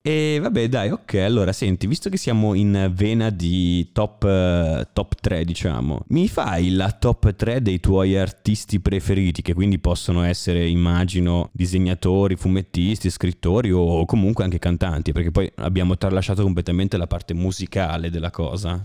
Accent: Como, Lombardy, Italy; io vengo da Como

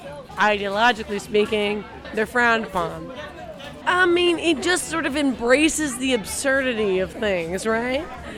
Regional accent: Lawrence, Kansas, United States; We're actually from Lawrence, Kansas. But we've always spent every Mardi Gras in NOLA.

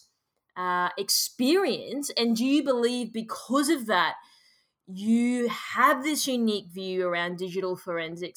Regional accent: Australia; as an Australian

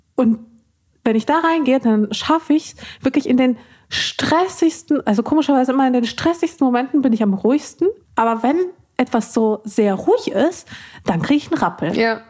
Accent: Ruhr area, North Rhine-Westphalia, Germany; Ich bin ja im Pott aufgewachsen

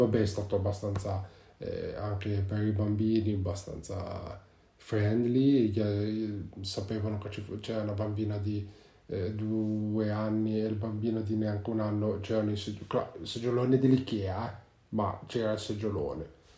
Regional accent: Genoa, Liguria, Italy; vivendo in Liguria, nello specifico perché noi siamo di Genova

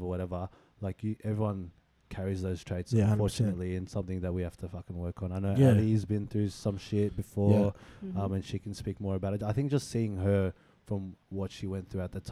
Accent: Sydney, New South Wales, Australia

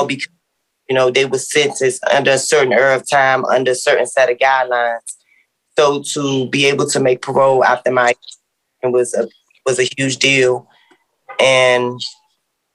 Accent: Washington, District of Columbia, United States; I grew up in Southeast D.C.

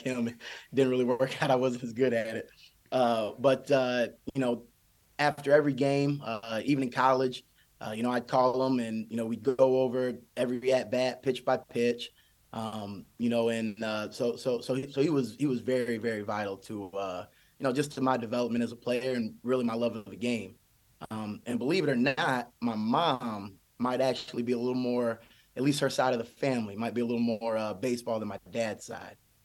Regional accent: Michigan, United States; growing up in Michigan

